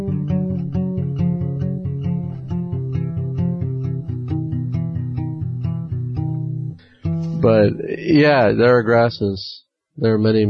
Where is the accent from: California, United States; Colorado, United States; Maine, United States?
California, United States; when I was growing up in California